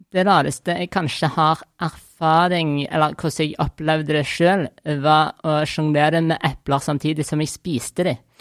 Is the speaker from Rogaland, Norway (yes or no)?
yes; Stavanger, Rogaland, Norway; jeg er fra Stavanger